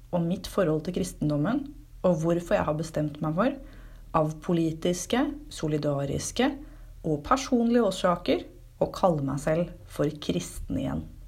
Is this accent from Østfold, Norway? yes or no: yes; Fredrikstad, Østfold, Norway; Fredrikstad, der jeg kommer fra